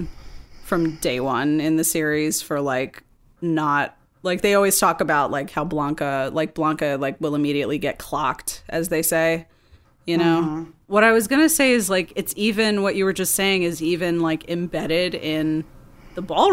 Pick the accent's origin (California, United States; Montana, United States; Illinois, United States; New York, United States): New York, United States; New York City; growing up in New York in the early 90s and just being a kid